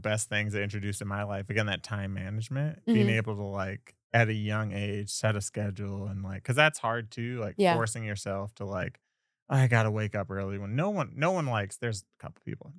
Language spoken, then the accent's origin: English; Wisconsin, United States; moved away as an adult; now in Las Vegas, United States; I'm from Wisconsin, moved out to Las Vegas after that.